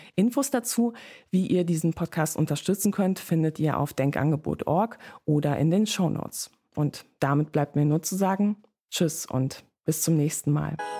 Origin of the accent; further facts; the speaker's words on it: Germany; Ich komme aus der Nähe von Holland